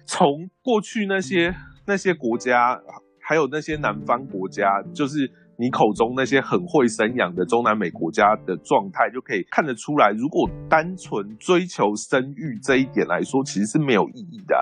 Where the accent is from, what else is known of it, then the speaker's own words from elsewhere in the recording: Taiwan; 我们台湾人